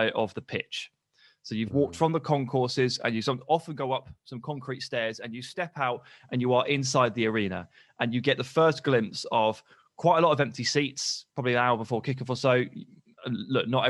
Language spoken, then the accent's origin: English; England, United Kingdom; I'm British, I'm English